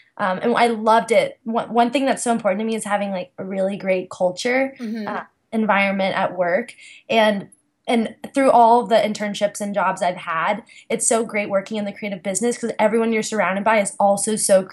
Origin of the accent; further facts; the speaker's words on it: Austin, Texas, United States; moved away as an adult; also born or lived in Indiana / New York; now in Los Angeles, United States; growing up in Austin